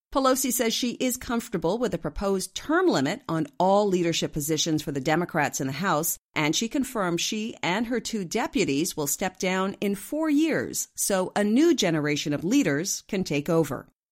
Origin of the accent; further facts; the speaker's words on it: Ridgefield, Connecticut, United States; Ridgefield, Connecticut, which just happens to be my hometown